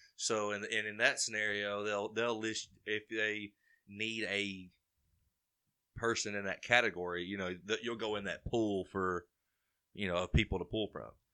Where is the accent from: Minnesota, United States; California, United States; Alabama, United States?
Alabama, United States; Carbon Hill; I'm from Carbondale, Alabama, born and raised